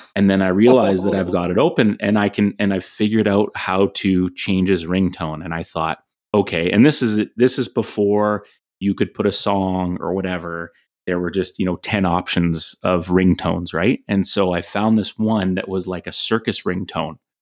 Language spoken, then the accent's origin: English; Fraser Valley, British Columbia, Canada; Growing up in the Fraser Valley, playing at Terry Fox, you know Pitt Meadows being a rival